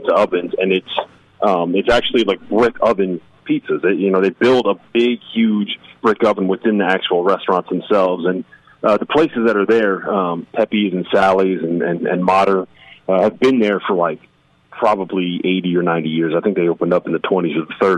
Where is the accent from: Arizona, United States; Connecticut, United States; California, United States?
Connecticut, United States; New Haven; I grew up in Connecticut, so I grew up a big UConn fan.